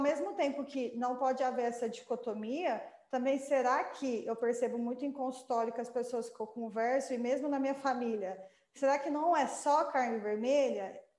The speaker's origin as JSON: {"language": "Portuguese", "region": "Goiás", "country": "Brazil", "said": "nós somos é, goianos"}